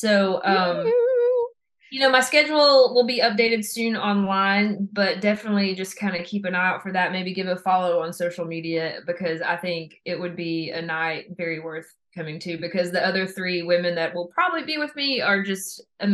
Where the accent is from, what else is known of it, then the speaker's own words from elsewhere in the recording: Kingsport, Tennessee, United States; also born or lived in Gate City, Virginia; I grew up in Kingsport and a lot of my family lives in Southwest Virginia as well, over in Gate City, Virginia